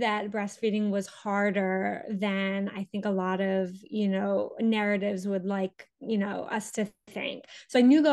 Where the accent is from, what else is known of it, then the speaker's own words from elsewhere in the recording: Pennsylvania, United States; moved away as an adult; also born or lived in Paris, France; I grew up in the United States, in Pennsylvania